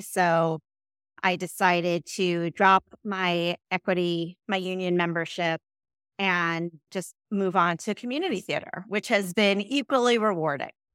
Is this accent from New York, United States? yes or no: yes; New York, United States; moved away as an adult; also born or lived in Chicago, United States; I grew up in New York about almost an hour outside of New York City